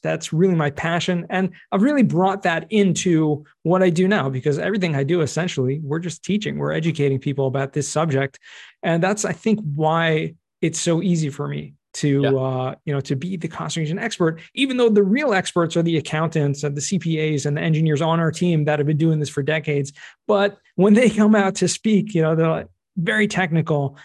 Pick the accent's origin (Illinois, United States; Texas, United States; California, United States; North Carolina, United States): California, United States; moved away as an adult; now in Israel; originally right. from California